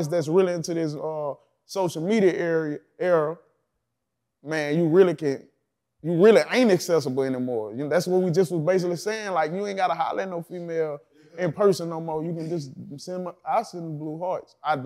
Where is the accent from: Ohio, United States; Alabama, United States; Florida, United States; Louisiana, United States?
Louisiana, United States; Baton Rouge; I'm from Baton Rouge